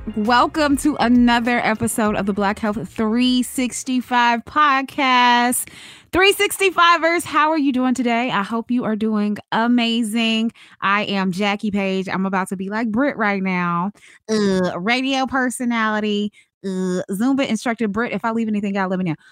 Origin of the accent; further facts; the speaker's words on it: Charlotte, North Carolina, United States; moved away; I'm originally from Charlotte, North Carolina